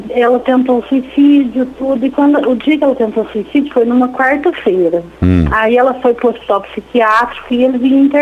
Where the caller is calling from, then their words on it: Franca, São Paulo, Brazil; Eu falo de Franca, interior de São Paulo.